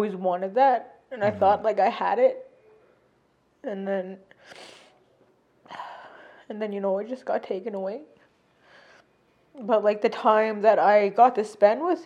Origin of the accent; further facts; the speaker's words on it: Canada; moved away; I'm from Sturgeon Lake.